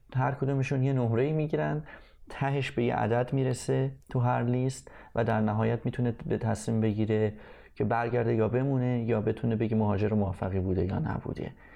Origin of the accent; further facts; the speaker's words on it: Tehran, Tehran Province, Iran; moved away as an adult; also born or lived in England; now in Canada; ما از ایرانی که موتنمون بود و بزرگ شدیم توش و خاطره داریم توش و همه اینا بریدیم اومدیم توی قربت